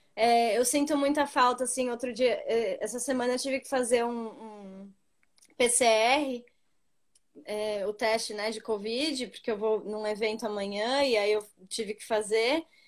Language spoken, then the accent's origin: Portuguese; Brazil; moved away as an adult; now in Yokohama, Japan; eu sou brasileira